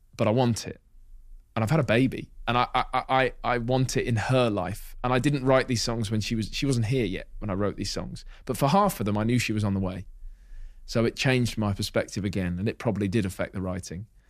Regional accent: Hitchin, East of England, United Kingdom; moved away as an adult; living away from Hitchin, my hometown

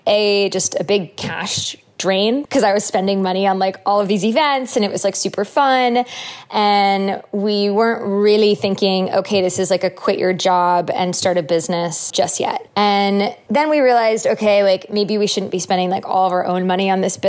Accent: Connecticut, United States; where we grew up in Connecticut

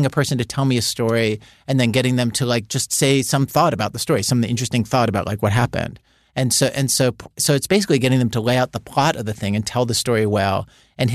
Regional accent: Baltimore, Maryland, United States; also born or lived in Chicago; now in New York, United States; when I was growing up in Baltimore

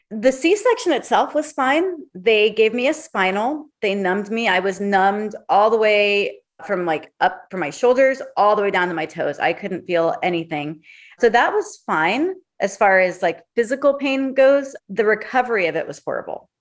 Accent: Hollywood, Florida, United States; now in Hollywood, United States; Originally from Hollywood, Florida

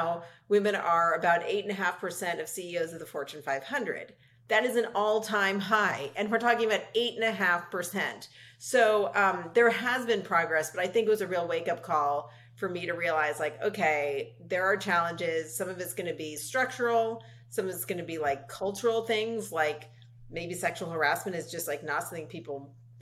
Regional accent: Los Angeles, California, United States; I grew up in Los Angeles with a hugely supportive family.

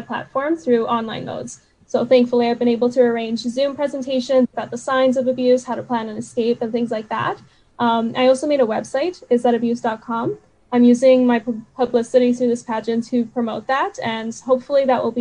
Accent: Vancouver, British Columbia, Canada; I actually immigrated here when I was 3 years old

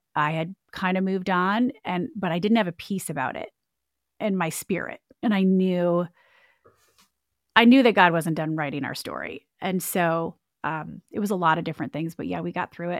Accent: Michigan, United States; now in Clemson, South Carolina, United States; I grew up in Michigan. and, uh, born and raised in the Midwest

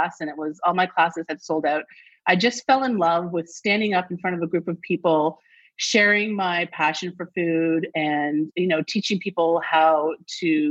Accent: Toronto, Ontario, Canada; I grew up near Greek town in Toronto.

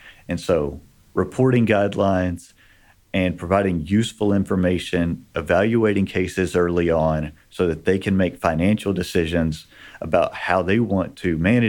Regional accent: Texas, United States; I grew up in Texas

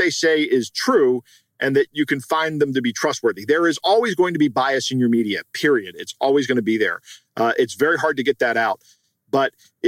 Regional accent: United States; I'm speaking as an American

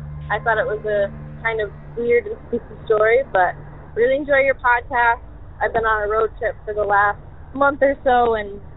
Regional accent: Southwest Michigan, United States; I'm from Southwest Michigan

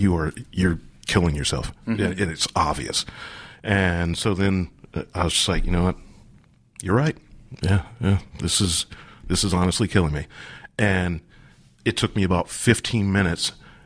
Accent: Columbus, United States

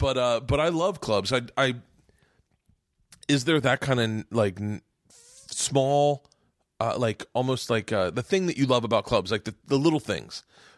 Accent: Tampa, Florida, United States; Fucking Florida. Me and Segura both are Florida boys.

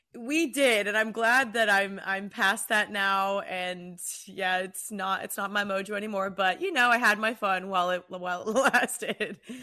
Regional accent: Texas, United States; now in Los Angeles, United States; I'm from Texas and I moved to L

